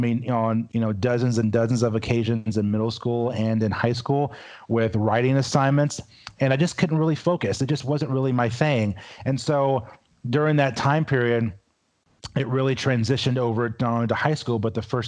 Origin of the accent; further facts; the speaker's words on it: Louisville, Kentucky, United States; I'm originally from Louisville, Kentucky